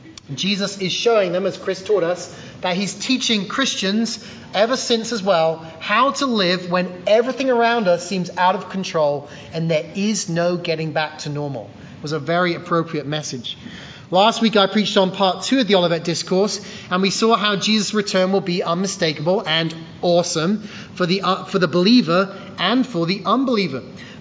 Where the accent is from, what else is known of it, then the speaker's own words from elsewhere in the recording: England, United Kingdom; Now, growing up in England, one of the worst seasons of the year is, of course, winter.